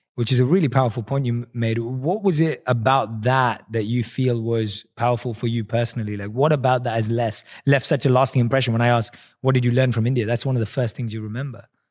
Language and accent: English; London, United Kingdom; moved away as an adult; now in United States; growing up in London